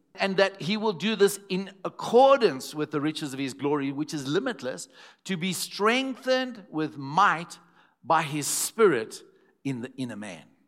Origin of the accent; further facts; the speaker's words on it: Zimbabwe; first language English; I was from Zimbabwe and not South African